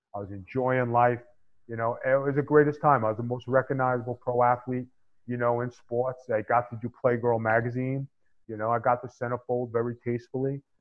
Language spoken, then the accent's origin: English; New York City, New York, United States; That fly Italian guy from SI.